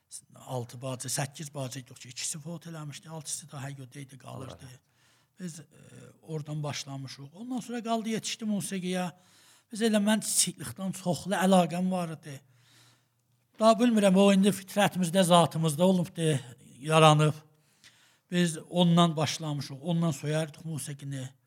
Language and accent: Azerbaijani; Tabriz, East Azerbaijan, Iran; mən Təbriz uşağıyam. Salimin 337-də, Sahib Xiyabanında anadan olmuşam. Orda böyümüşəm və bir xanəvadə ki, təqribən məzhəbi idilər.